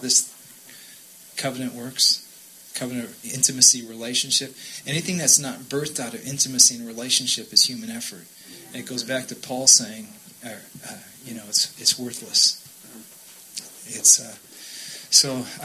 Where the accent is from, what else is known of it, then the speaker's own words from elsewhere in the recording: Minnesota, United States; both my grandparents came to America from Sweden, and so we grew up in Minnesota with very strong Swedish line